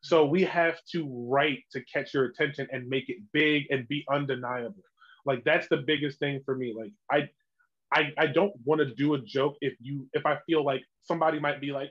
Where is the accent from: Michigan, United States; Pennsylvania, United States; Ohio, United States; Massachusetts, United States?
Pennsylvania, United States; Chester; moved away as an adult; now in Williamsport, United States; I'm from Chester